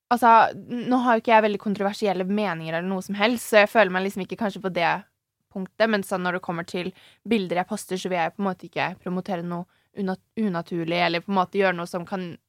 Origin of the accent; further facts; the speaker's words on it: Nøtterøy, Vestfold, Norway; also born or lived in Tønsberg; Jeg er jo fra et sånn Eller jeg er fra Tønsberg. Eller Nøtterøy, da.